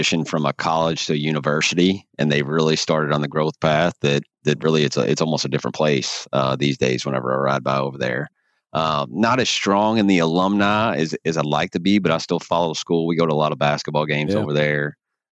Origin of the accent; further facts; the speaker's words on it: Louisville, Kentucky, United States; I'm from Louisville, grew up here, really been here my whole life.